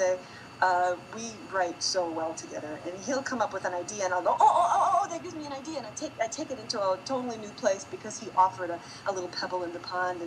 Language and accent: English; Wisconsin, United States; also born or lived in New York / Milwaukee; I'm from Wisconsin